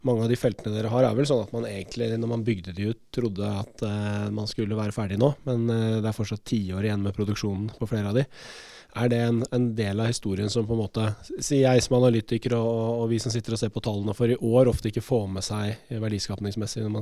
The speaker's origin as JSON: {"language": "Norwegian", "country": "Norway"}